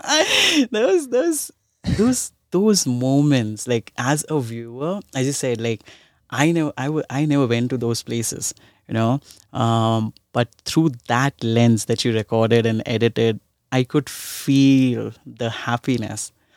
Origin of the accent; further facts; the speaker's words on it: India; I'm from India and I've seen a lot of, like, I, I grew up in a slum in India